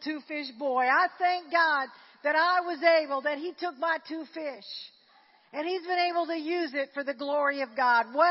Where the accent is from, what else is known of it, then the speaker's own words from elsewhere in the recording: Slidell, Louisiana, United States; I grew up in Slidell.